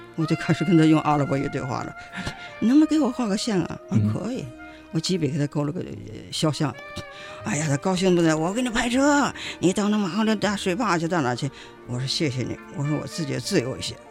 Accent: China; 我们中国人哇啦哇啦跟你讲什么

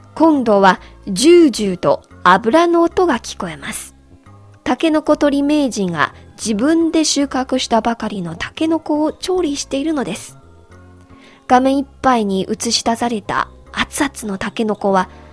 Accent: China; 私たち中国人

